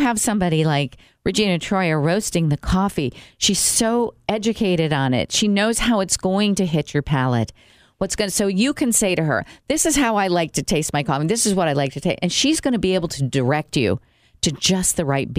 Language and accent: English; Brazil; moved away; when I grew up in Brazil